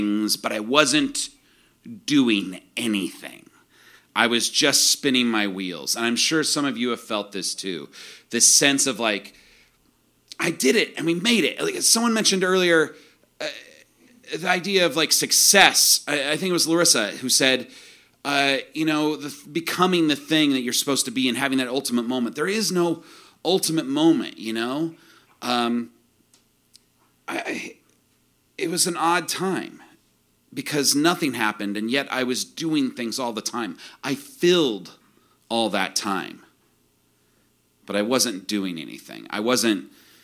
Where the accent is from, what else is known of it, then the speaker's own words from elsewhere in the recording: central Illinois, United States; I grew up in the Midwest, too, in central Illinois